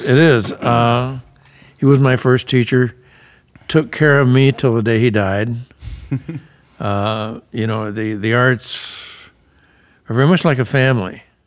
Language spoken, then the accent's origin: English; Emporia, Kansas, United States; moved away; I grew up in, um, kind of a small town in Kansas up in the Flint Hills, Emporia